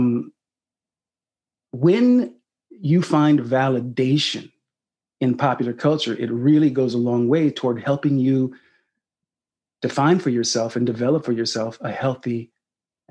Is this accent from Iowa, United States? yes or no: no; Sacramento, California, United States; this young black kid growing up in Sacramento, California